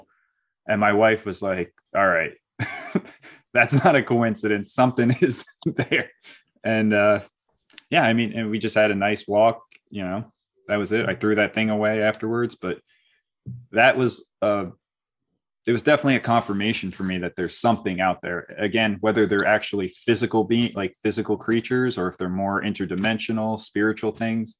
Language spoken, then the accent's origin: English; Hudson Valley, New York, United States; I'm from the Hudson Valley area, so I've grown up here